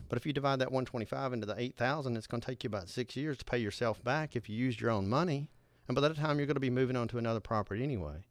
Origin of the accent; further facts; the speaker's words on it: Nashville, Tennessee, United States; Nashville, Tennessee, my hometown